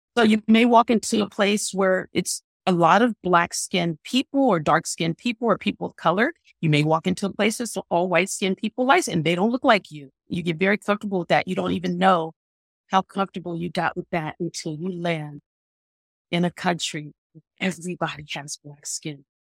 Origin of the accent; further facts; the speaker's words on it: San Francisco, California, United States; I grew up in San Francisco, which is very diverse